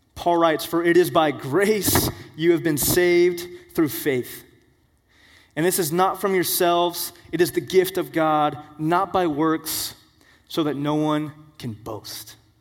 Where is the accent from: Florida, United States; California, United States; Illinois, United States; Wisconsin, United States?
Florida, United States; We're all from Florida here